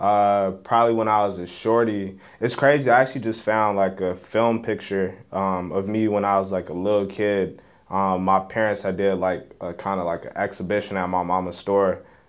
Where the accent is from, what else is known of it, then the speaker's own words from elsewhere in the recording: Chicago, Illinois, United States; I'm not just from Chicago. Mm-hmm. But then of course, like I got family in Chicago.